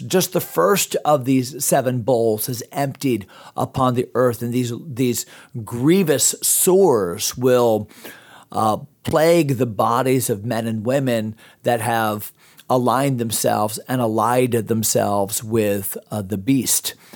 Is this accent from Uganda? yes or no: no; United States; also born or lived in Pittsburgh; I'm American